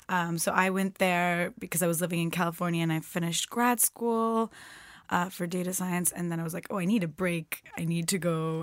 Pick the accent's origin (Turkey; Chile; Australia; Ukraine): Turkey; I'm from Turkey.